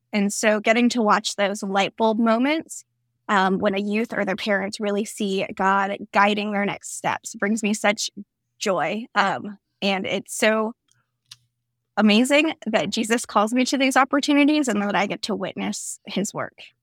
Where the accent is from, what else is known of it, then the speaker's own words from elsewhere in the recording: Florida, United States; I grew up in Florida